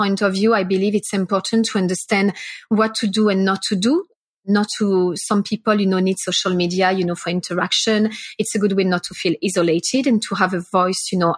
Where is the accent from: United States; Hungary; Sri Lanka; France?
France; also born or lived in Singapore; now in Melbourne, Australia; I'm from France